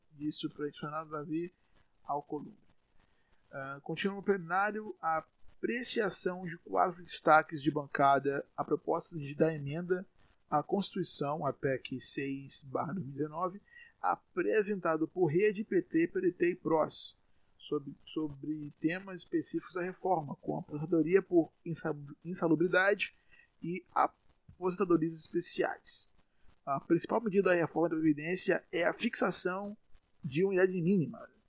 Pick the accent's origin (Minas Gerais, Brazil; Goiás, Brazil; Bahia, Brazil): Bahia, Brazil; Salvador; Eu sou aqui de Salvador, como provavelmente já sabem